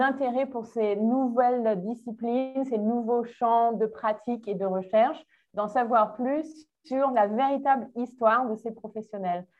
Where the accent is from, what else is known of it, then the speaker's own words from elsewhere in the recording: Menton, Provence-Alpes-Côte d'Azur, France; moved away as an adult; also born or lived in Nice / England / South Africa / Montreal; now in Brazil; je suis née en France à la, à la base. Je suis née dans le sud.